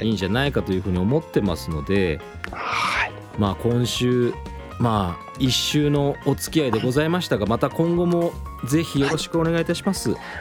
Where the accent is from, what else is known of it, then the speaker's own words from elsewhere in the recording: Kochi, Japan; moved away; 田舎高知に帰った時